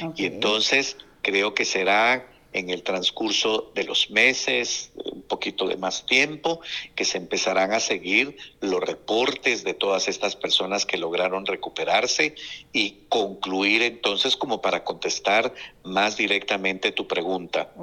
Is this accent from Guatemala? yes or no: yes; Guatemala; como guatemalteco